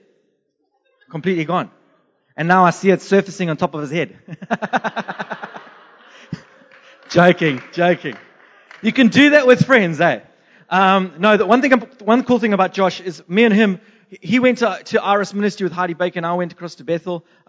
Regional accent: Durban, KwaZulu-Natal, South Africa; moved away; also born or lived in Zimbabwe / England / United States; I was born in Zimbabwe, bred in Durban, South Africa, and I lived in England and America

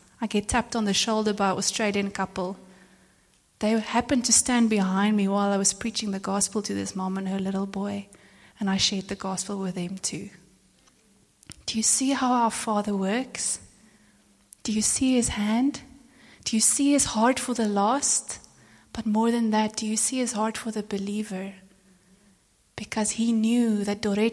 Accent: South Africa; I'm from South Africa

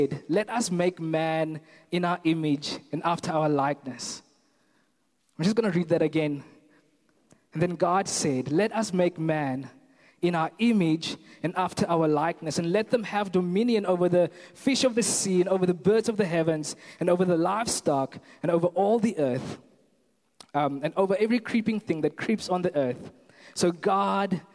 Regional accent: Kathu, Northern Cape, South Africa; moved away as an adult; now in Stellenbosch, South Africa; I'm originally from a very small town in the Northern Cape called Katu

